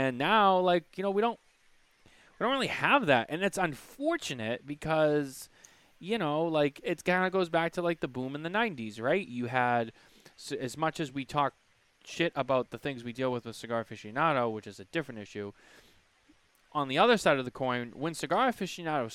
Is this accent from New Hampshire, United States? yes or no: no; Boston, Massachusetts, United States; I'm from Boston